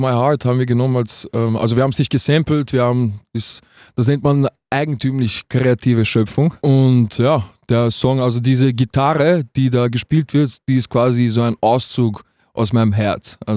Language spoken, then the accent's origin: German; Vienna, Austria; Ich bin aus Wien. Ich bin aus Wien, ähm, 26.